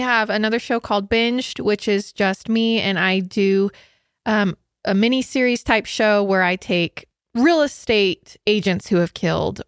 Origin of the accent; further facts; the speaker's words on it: Idaho, United States; also born or lived in Utah; I'm from Idaho